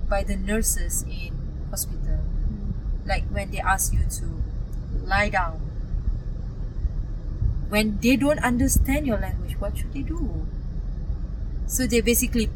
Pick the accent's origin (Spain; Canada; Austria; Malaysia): Malaysia; Kuala Lumpur; also born or lived in Terengganu, Malaysia; Malaysia, it's my hometown. I'm born here